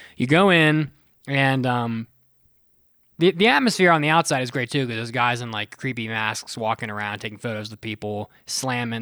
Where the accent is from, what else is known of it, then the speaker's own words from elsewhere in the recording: West Virginia, United States; I'm from West Virginia